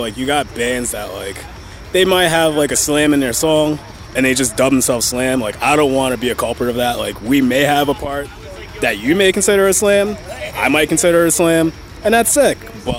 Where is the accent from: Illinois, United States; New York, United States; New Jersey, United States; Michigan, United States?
New York, United States; But I'm from Long Island.